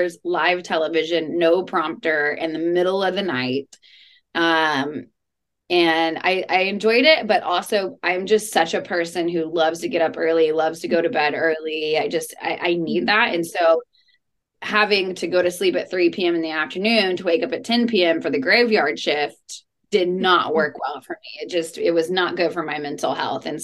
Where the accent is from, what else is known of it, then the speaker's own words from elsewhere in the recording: Texas, United States; luckily I grew up in Texas, so I grew up around guns